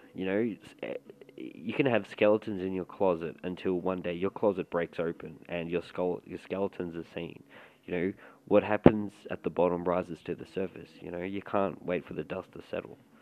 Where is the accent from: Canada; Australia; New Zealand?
Australia; Melbourne, Victoria; I'm from Melbourne, Victoria, or Melbourne, Melbourne, Australia